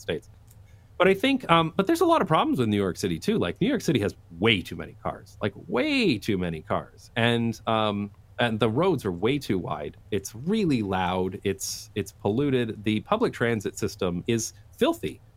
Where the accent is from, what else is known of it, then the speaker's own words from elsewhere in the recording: London, Ontario, Canada; moved away as an adult; also born or lived in United Kingdom / Taiwan / Belgium; now in Amsterdam, Netherlands; I'm from London, Ontario, Canada, which is a very suburban place.